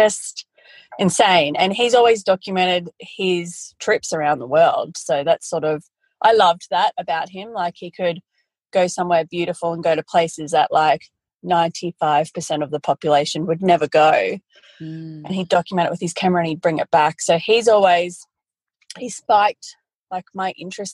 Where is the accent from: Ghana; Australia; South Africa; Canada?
Australia; Brisbane, Queensland; I'm originally from Brisbane. I'm originally a city girl, but moved to the country when I was in my early 20s